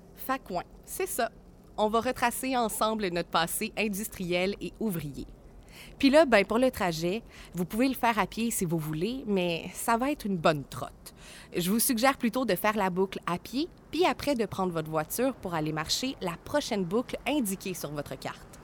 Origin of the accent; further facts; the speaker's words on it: Cap-de-la-Madeleine, Quebec, Canada; Je suis née au Cap, j'ai grandi au Cap, j'habite encore au Cap